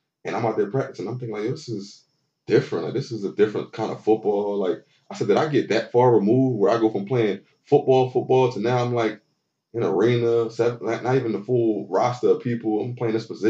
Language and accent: English; Philadelphia, Pennsylvania, United States; moved away as an adult; now in Texas, United States; I'm born and raised in Philly my whole life